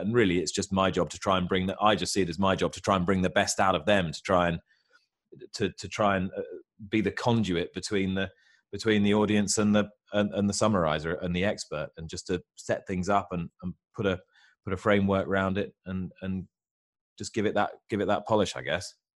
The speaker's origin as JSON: {"language": "English", "country": "United Kingdom", "said": "I'm a Brit in England"}